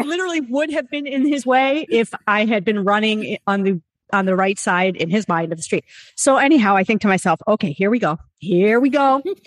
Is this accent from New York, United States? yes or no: yes; New York City, New York, United States; I'm from New York City